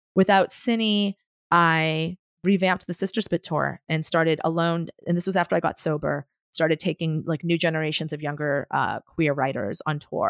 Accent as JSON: {"language": "English", "town": "Boston", "region": "Massachusetts", "country": "United States", "also_born_or_lived": "San Francisco", "moved": "yes", "said": "I was from Boston"}